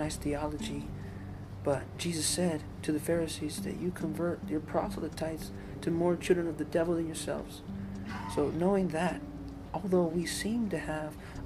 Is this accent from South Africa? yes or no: no; Mexico; moved away; because I'm Mexican, I was born in Mexico